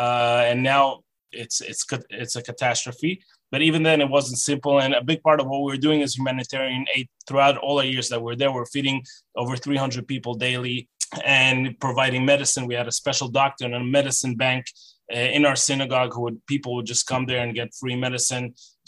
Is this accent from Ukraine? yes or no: yes; Kharkiv, Kharkiv Oblast, Ukraine; that was my life from when I was a baby, growing up in Kharkiv, Ukraine, learning how to walk, talk, and all my friends and everything I knew was there in the Ukraine.